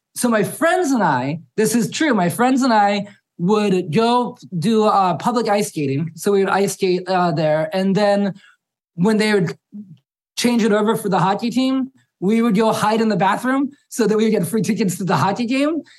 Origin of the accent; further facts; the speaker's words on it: Harrisburg, Pennsylvania, United States; I grew up in Harrisburg, which is about 20 minutes from the venue.